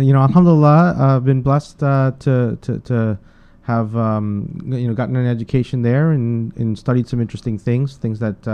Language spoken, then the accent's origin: English; New York City, New York, United States; also born or lived in Guyana / Bronx, New York / Queens, New York; I was born in Guyana, South America, and I migrated here with my parents and my brother in the early 80s into the Bronx, New York. And we lived in the Bronx for about 3 years, and then we moved to Brooklyn, New York. Went to junior high and high school, Brooklyn Tech High School here in Brooklyn, New York